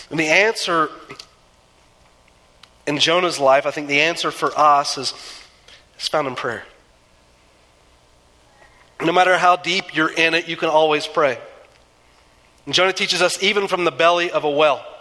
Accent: Southeastern United States, United States; I grew up in the South, or in the East, and the, some in the South. I kind of bounced around a little bit as a kid. And um, there is nothing like a southeastern thunderstorm.

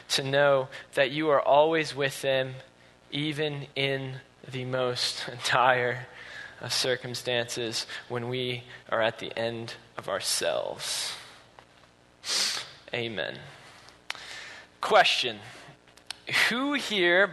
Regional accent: Grand Rapids, Michigan, United States; now in Utah, United States; I'm from Grand Rapids

